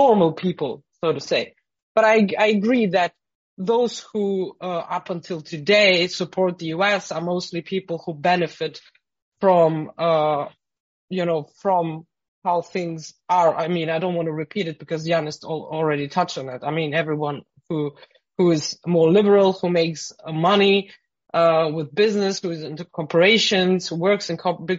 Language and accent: English; Frankfurt, Hesse, Germany; I grew up in Frankfurt